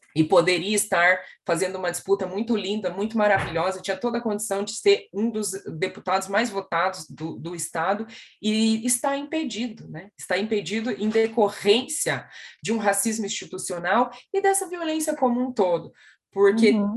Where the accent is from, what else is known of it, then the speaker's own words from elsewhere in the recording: Curitiba, Paraná, Brazil; eu sou uma mulher preta, retinta, que nasceu na cidade de Curitiba